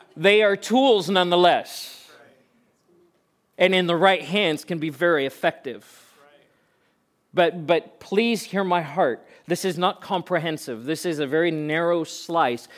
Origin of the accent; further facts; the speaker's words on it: Pretoria, Gauteng, South Africa; moved away; I was born and raised in South Africa and spent eighteen years of my life growing up in Pretoria